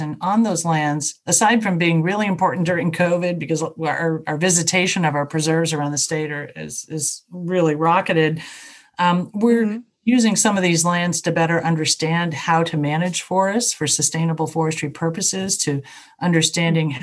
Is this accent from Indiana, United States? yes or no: yes; southern Indiana, United States; moved away; also born or lived in Chicago; I grew up in Indiana and it was a southern part of the state